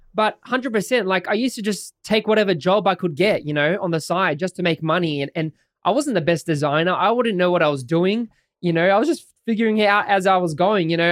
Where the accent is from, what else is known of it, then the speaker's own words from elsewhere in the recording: Sydney, New South Wales, Australia; I'm an Aussie guy from Sydney, Australia. Lived here all my life